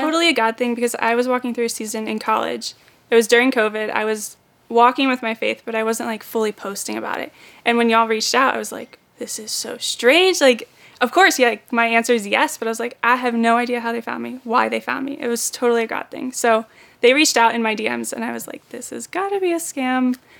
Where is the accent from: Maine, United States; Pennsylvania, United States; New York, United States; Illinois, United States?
Maine, United States; moved away as an adult; also born or lived in Florida; I am originally from Maine. I moved down here in September to start on Team Lo.